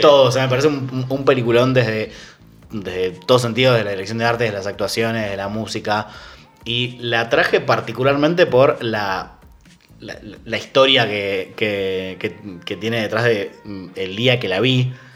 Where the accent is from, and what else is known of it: Argentina